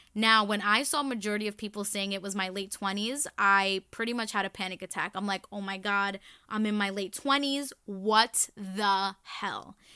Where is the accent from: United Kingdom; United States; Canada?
United States; New York City, New York; I was born and raised in the Bronx